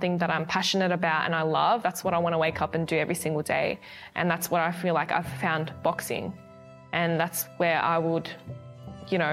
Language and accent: English; Australia; I'm an Australian amateur boxer